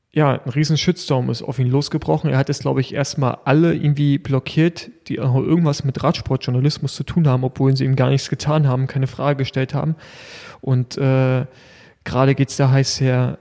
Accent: Germany; bei uns in Deutschland

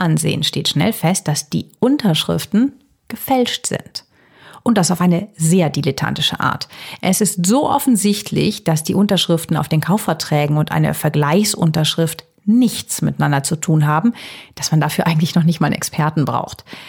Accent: Herzogenrath, North Rhine-Westphalia, Germany; Herzogenrath bei Aachen meiner Heimatstadt

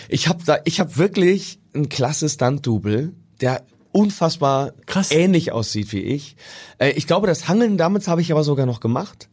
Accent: Münsterland, North Rhine-Westphalia, Germany; now in Hamburg, Germany; ich komme ja aus dem Münsterland ursprünglich

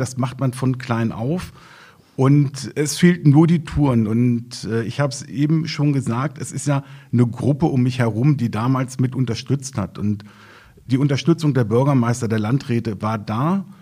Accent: Schöningen, Lower Saxony, Germany; Natürlich komme ich aus Schöningen

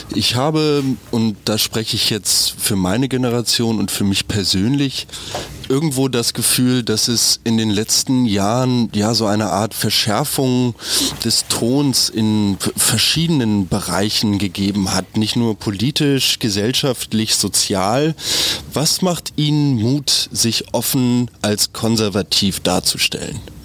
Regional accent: Germany; Wir als Deutsche

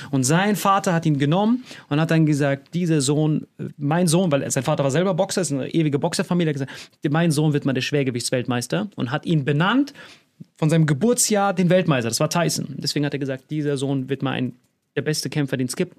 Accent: Bad Kreuznach, Rhineland-Palatinate, Germany; ich komme aus Bad Kreuznach

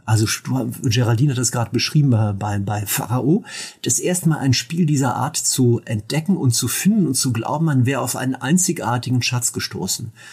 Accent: Mönchengladbach, North Rhine-Westphalia, Germany; moved away; bei mir in meiner alten Heimat in Mönchengladbach

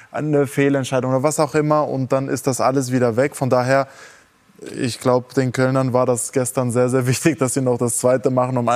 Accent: Mönchengladbach, North Rhine-Westphalia, Germany; Ich komme aus München-Gladbach

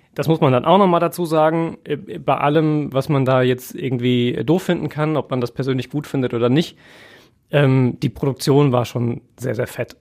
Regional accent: Essen, North Rhine-Westphalia, Germany; für uns aus Essener Sicht

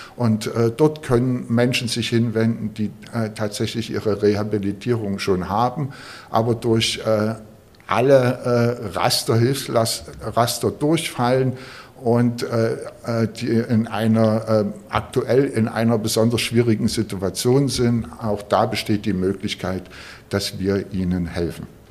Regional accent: Großenhain, Saxony, Germany; now in Berlin, Germany; bin ich in Sachsen aufgewachsen, ein, in einer Kleinstadt in Sachsen, in Großenhain

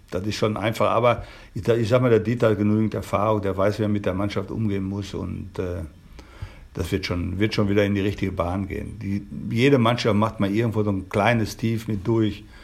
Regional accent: Dortmund, North Rhine-Westphalia, Germany; also da, wo ich groß geworden bin in Dortmund, da gab es keinen Rosenmontagzug in dem Sinne

